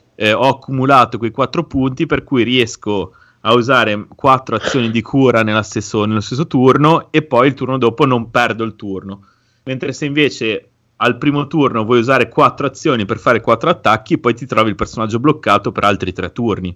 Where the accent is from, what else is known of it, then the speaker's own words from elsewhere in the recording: Liguria, Italy; sono ligure